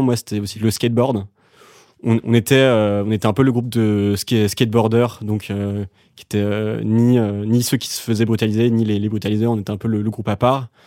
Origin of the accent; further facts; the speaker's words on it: Dinard, Brittany, France; moved away as an adult; also born or lived in Saint-Malo / Vannes / Paris; Je suis né à Saint-Malo, la ville des Corsaires, et ensuite j'ai grandi à Dinard.